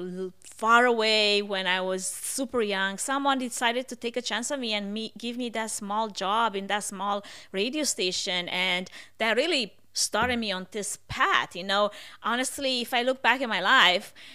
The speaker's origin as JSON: {"language": "English", "country": "Romania", "also_born_or_lived": "Portland, Oregon", "accent": "Russian", "second_language": "English", "moved": "as an adult", "lives_now": "United States", "said": "I moved from Romania"}